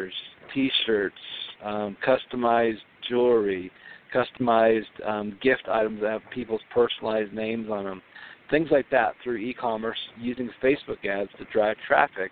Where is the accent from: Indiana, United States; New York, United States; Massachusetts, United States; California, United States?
California, United States; Southern; now in Minnesota, United States; I grew up in Southern California on the beach